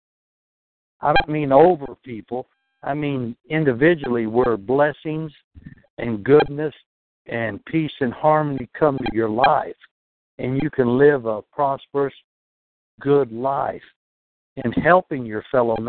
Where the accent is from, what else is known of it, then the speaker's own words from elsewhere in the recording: Texas, United States; now in New York, United States; I'm from Texas